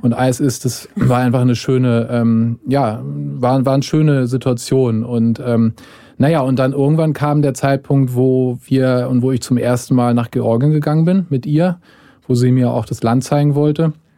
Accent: Germany; ich als Deutscher

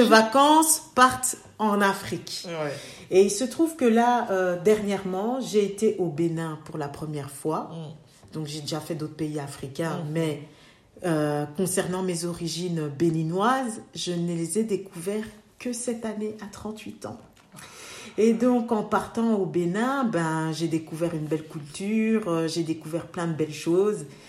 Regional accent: Belgium; mes parents euh, sont venus dans les années septembre, donc on est trois générations ici

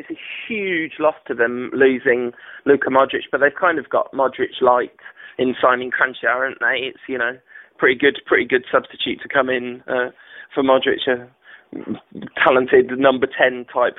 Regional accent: England, United Kingdom; As an English person

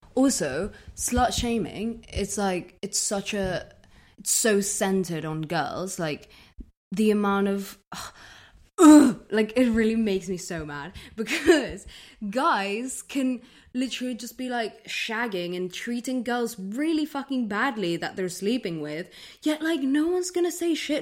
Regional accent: London, United Kingdom; I grew up in London

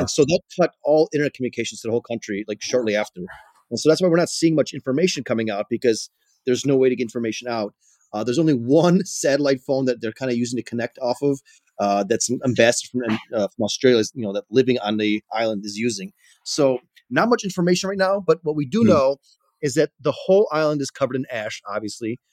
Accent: Chicago, Illinois, United States; I grew up in Chicago

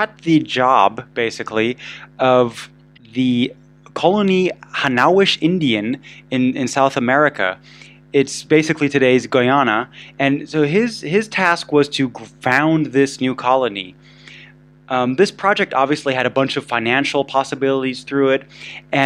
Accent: Munich, Bavaria, Germany; I was raised in Munich

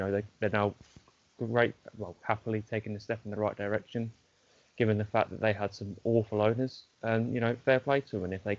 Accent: Northampton, East Midlands, United Kingdom; I'm born and bred in Northampton

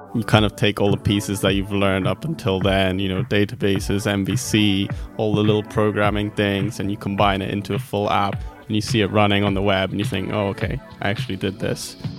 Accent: Netherlands; also born or lived in Greece; now in United Kingdom; I'm from Greece, grew up in Holland, and then came to the UK

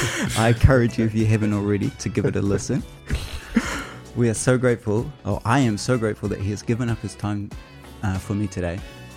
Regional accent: Whangarei, Northland, New Zealand; My growing up in Whangarei, the Edge was kind of like the radio station of the regions.

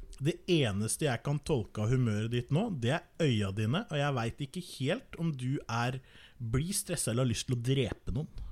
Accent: Norway; som nordmann

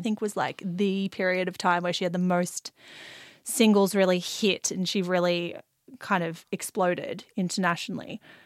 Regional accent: Australia; I'm obviously Australian.

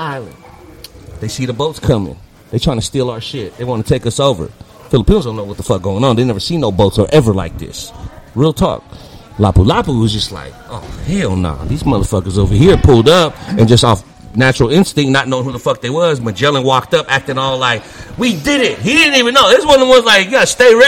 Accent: United States; I was raised in America

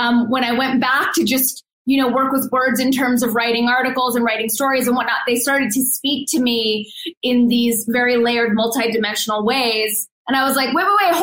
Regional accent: Los Angeles, California, United States; moved away as an adult; also born or lived in northern New Mexico; now in New Mexico, United States; But I was born and raised in Los Angeles, and that's where I grew up

